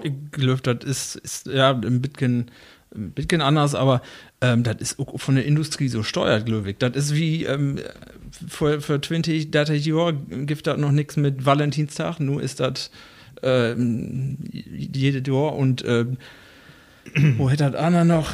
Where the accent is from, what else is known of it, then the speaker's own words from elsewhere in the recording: Rütenbrock, Lower Saxony, Germany; now in Wesuwe, Germany; ich komme aus Rüttenbrauch